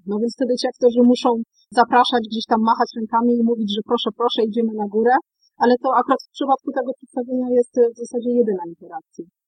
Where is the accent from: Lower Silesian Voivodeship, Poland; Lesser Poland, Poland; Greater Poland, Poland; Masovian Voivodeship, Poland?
Lower Silesian Voivodeship, Poland; Wrocław; jako rodowita wrocławianka